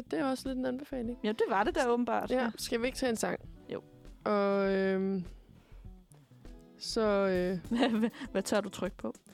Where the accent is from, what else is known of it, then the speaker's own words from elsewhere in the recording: Korsør, Zealand, Denmark; og så skal jeg øhm, med hjem til Kursør, hvor jeg er fra